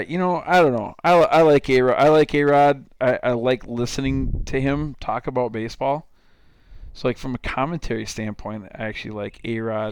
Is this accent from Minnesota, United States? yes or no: yes; Lake Crystal, Minnesota, United States; I grew up in Lake Crystal, Minnesota, town of about 2,000 people.